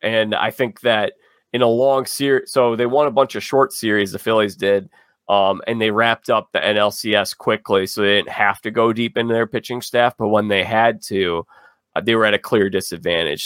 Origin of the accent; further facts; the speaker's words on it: Chicago, Illinois, United States; am from Chicago. I've lived here my whole life